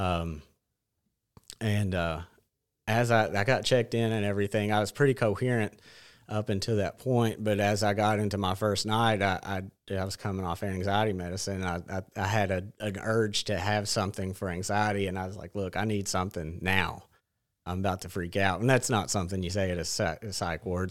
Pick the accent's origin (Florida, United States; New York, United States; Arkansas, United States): Arkansas, United States; Batesville; I grew up in Batesville